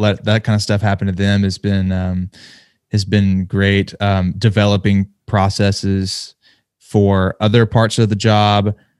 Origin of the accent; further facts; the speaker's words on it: Nashville, Tennessee, United States; my hometown